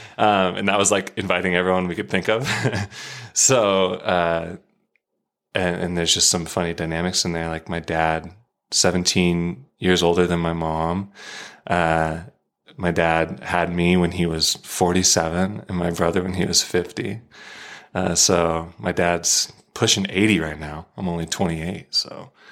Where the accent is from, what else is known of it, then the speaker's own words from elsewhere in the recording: Arizona, United States; moved away; from Arizona